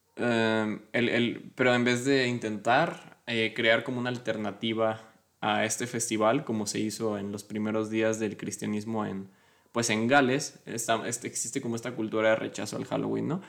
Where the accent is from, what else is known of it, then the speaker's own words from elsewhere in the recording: Mexico; soy mexicano